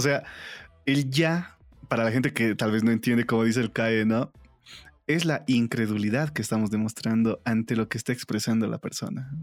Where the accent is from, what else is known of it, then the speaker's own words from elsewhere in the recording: La Paz, Bolivia; dentro de la misma ciudad también tenemos acentos, porque acá en La Paz tenemos